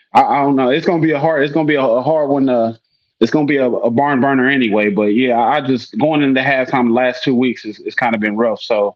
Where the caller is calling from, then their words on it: Indiana, United States; Okay. Awesome. Yeah, I'm in Indiana, guys.